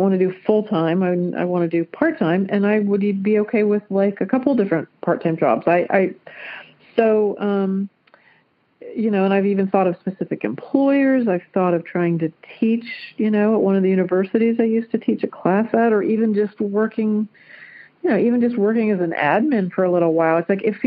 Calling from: Dayton, Ohio, United States; I'm calling from Dayton, Ohio

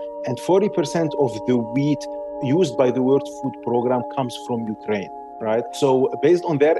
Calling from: Lebanon; And I'm joining you from Lebanon.

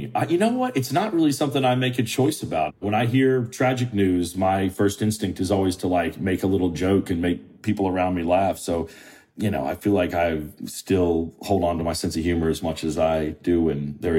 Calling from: Charleston, South Carolina, United States; I'm calling you from my offices in Charleston, South Carolina.

